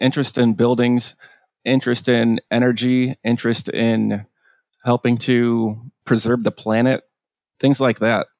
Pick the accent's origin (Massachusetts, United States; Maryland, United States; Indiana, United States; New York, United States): Indiana, United States; Valparaiso; I come from Valparaiso, Indiana.